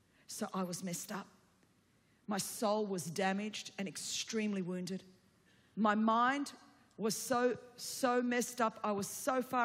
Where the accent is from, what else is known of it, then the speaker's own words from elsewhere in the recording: Sydney, New South Wales, Australia; first language Greek; English is a second language; I grew up in Sydney, Australia, and a second-generation migrant Greek.